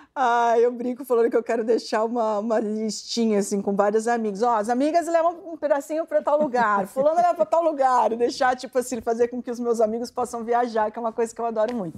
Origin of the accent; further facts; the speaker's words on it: Santo André, São Paulo, Brazil; eu nasci em Santo André